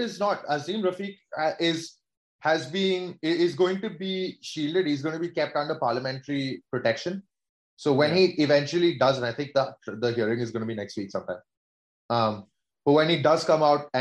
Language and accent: English; India; now in England, United Kingdom; as an Indian, as a brown man, as someone living in England